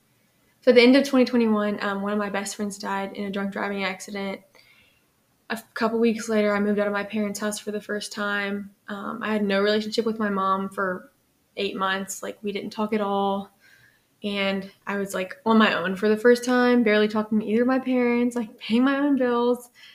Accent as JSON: {"language": "English", "town": "Lafayette", "region": "Louisiana", "country": "United States", "said": "So I'm from Lafayette. I was raised in a religious home"}